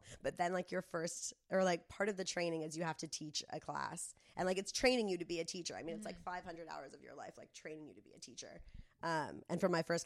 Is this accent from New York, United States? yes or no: no; Del Mar, California, United States; when I was growing up in Del Mar